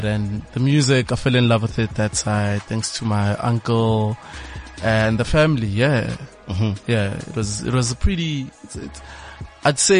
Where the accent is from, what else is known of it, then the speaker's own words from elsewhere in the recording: Siyabuswa, Mpumalanga, South Africa; Grew up in Siyabusa, in MP.